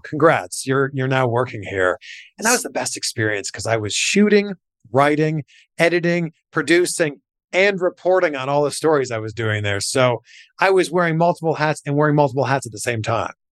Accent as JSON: {"language": "English", "town": "Pickering", "region": "Ontario", "country": "Canada", "also_born_or_lived": "Waterloo, Ontario", "moved": "as an adult", "said": "I'm from Pickering, Ontario."}